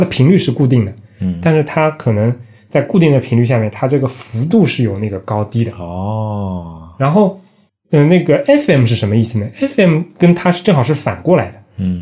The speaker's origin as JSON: {"language": "Chinese", "country": "China", "said": "我们中国人"}